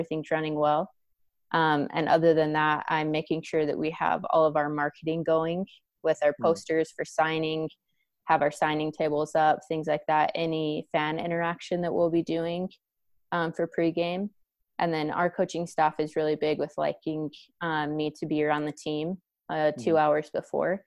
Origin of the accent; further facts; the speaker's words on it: Vernal, Utah, United States; now in Spokane, United States; I'm originally from Vernal, Utah. It's a small town farming community